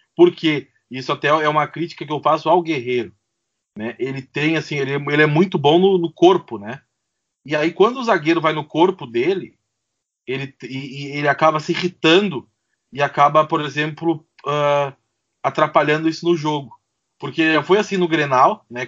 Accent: Porto Alegre, Rio Grande do Sul, Brazil; eu sou aqui de Porto Alegre

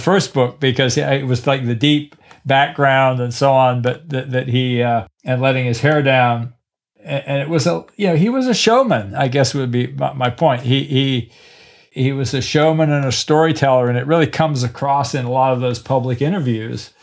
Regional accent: Killarney, Munster, Ireland; also born or lived in Cork; I'm from Killarney

